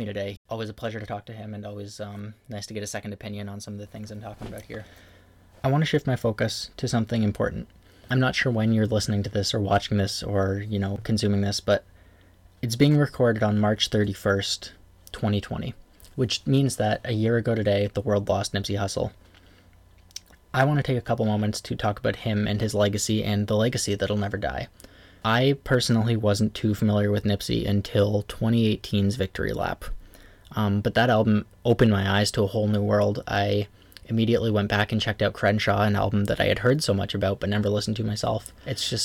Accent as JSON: {"language": "English", "town": "Toronto", "region": "Ontario", "country": "Canada", "said": "I'm from Toronto"}